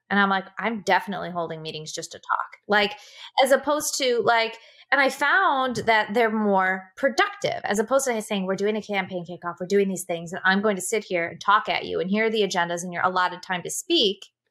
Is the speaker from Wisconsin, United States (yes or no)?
yes; Wisconsin, United States; also born or lived in Seattle; being from the Midwest